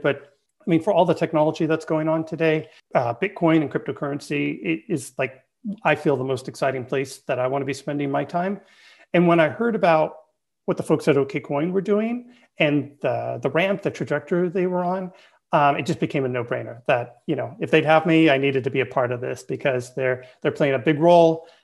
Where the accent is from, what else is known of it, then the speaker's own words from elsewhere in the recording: Bay Area, California, United States; I'm born and raised in the Bay Area